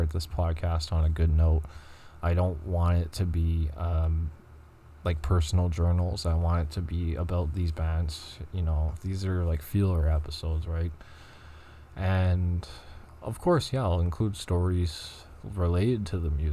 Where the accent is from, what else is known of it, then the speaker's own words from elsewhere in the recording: Montreal, Quebec, Canada; I'm from Montreal, so I'm going to be speaking French